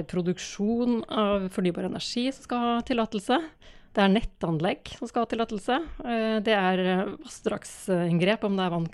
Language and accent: Norwegian; Trøndelag, Norway; accent: Trøndersk; Altså, jeg har litt sånn kvasidialekt, men eh, det er noe trøndersk baki der, ja.